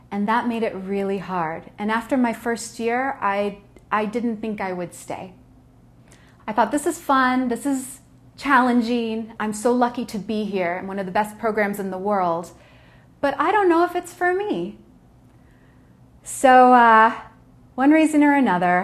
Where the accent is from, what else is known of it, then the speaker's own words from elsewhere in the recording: United States; But yo soy Chicana, I'm Mexican American, and my family is very proud of their culture